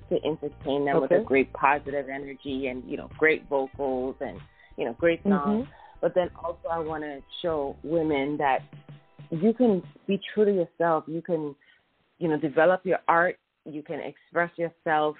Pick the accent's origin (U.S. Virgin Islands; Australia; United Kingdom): U.S. Virgin Islands; I'm from the Caribbean, the U.S. Virgin Islands, and so I'm exposed to so many different musical influences because our culture is a melting pot.